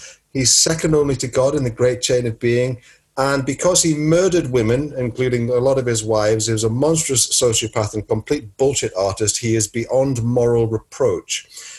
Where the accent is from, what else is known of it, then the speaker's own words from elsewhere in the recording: United Kingdom; because we're British and everything is basically a footnote to the Victorian period in our country